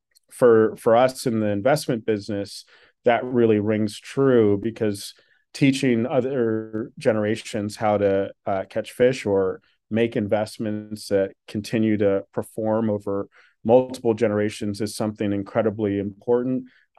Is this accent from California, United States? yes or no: no; Washington, District of Columbia, United States; I grew up in Washington, D.C.